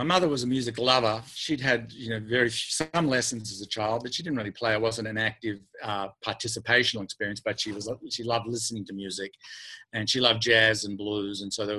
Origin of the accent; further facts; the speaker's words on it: Australia; accent: Australian; now in United States; I speak in my native tongue, right, Australian, but I've been living in the United States for 23 years, so I don't even hear the American accent.